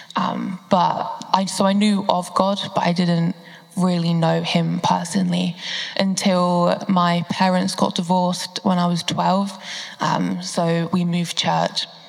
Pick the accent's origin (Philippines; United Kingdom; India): United Kingdom; Bedfordshire, East of England; I'm from Bedfordshire and a student at the University of Central Lancashire